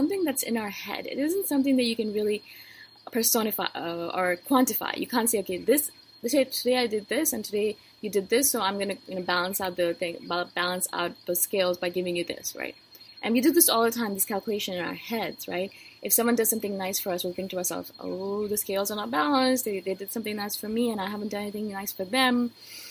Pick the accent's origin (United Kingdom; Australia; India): India; moved away; as an Indian-born female?